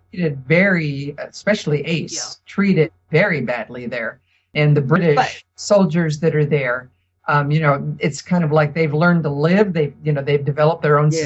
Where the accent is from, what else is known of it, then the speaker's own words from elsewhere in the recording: United States; we're as Americans